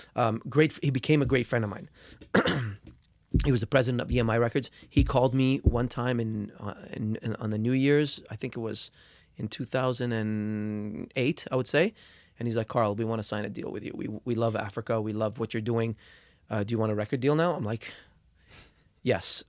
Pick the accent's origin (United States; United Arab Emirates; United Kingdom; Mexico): United Arab Emirates; Dubai; moved away; back home where I grew up in Dubai